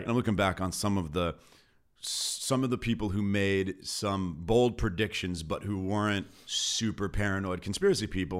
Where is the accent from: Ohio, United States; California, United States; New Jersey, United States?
California, United States; Beverly Hills; grew up in L A in Beverly Hills